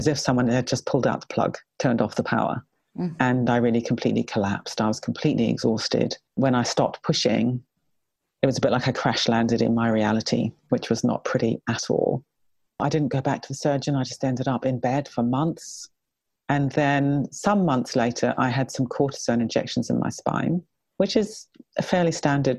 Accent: New Zealand; I was brought up in New Zealand and I was a fairly typical kind of New Zealand kid

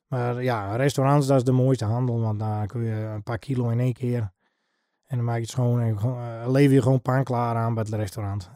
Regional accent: Heeg, Friesland, Netherlands; ik ben geboren en getogen in Heeg

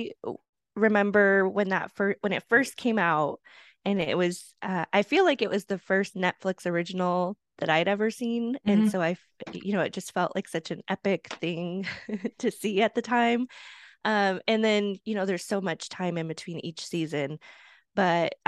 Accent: Washington, United States; I am from Washington State

